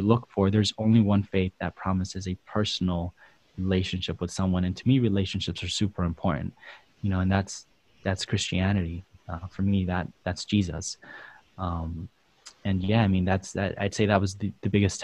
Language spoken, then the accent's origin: English; El Salvador; now in United States; we grew up in El Salvador, and my dad was a pastor there.